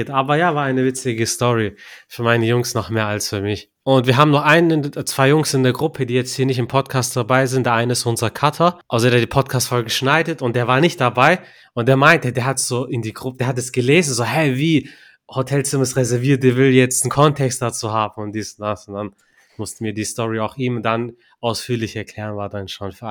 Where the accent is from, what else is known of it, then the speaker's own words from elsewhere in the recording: Turkey; Ich bin ja Türke.